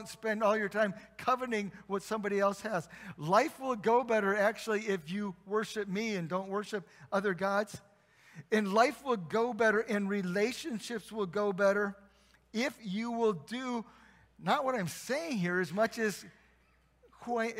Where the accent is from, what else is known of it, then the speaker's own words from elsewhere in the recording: South Bend, Indiana, United States; moved away; I come from South Bend, and there's a famous university in South Bend that plays football